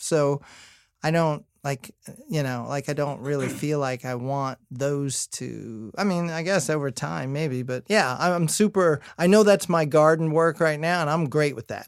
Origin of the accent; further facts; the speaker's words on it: Indiana, United States; I'm from Indiana